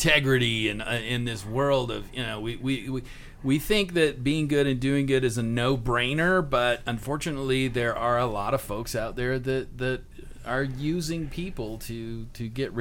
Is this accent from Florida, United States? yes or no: no; Texas, United States; as a kid growing up in Texas